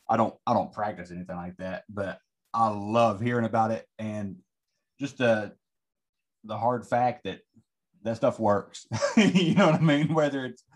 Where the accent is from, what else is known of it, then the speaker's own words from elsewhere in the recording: Southern West Virginia, United States; I'm from Southern West Virginia